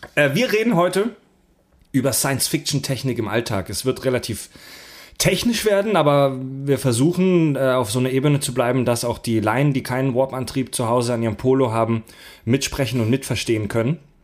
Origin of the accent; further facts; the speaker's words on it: Eisingen, Baden-Württemberg, Germany; now in Hamburg, Germany; Ich bin heute im ganz tiefen Baden-Württemberg in meiner alten Heimat. Wir befinden uns in Eisingen